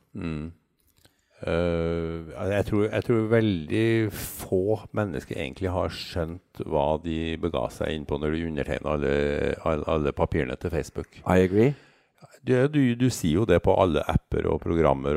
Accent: Trøndelag, Norway; jeg er mann fra Trøndelag

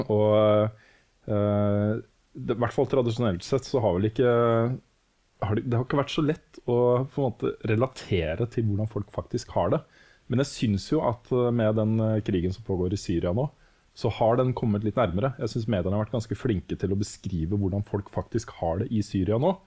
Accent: Norway; vi er født og oppvokst i Norge

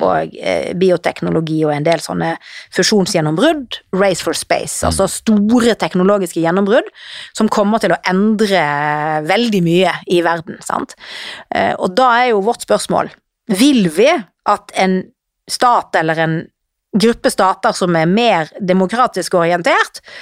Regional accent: Norway; vi her hjemme i Norge

